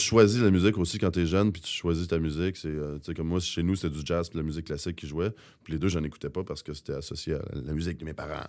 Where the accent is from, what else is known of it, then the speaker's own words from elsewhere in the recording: Rouyn-Noranda, Quebec, Canada; quand on vient de Rouen